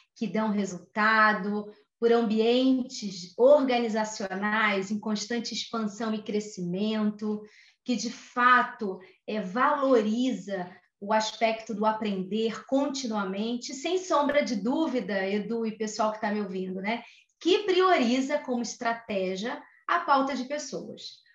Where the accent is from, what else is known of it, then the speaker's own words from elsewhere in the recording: Rio de Janeiro, Brazil; natural do Rio de Janeiro. Acho que vocês já perceberam o meu sotaque, né?